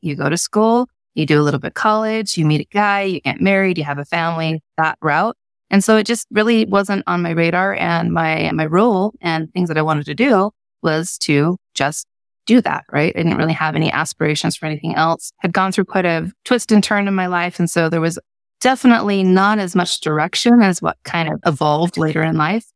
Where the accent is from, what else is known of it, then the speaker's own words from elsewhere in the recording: Salt Lake Valley, Utah, United States; I grew up in Utah in Salt Lake Valley